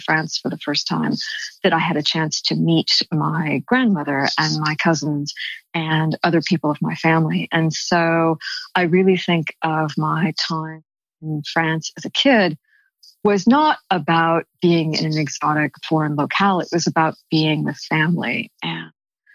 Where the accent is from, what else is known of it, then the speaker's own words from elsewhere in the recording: California, United States; moved away; I'm originally from California and I live in Los Angeles now. So I'm back in my ancestral homeland